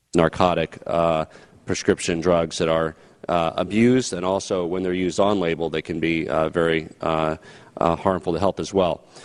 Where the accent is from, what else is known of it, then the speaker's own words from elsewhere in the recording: Colorado, United States; my home state of Colorado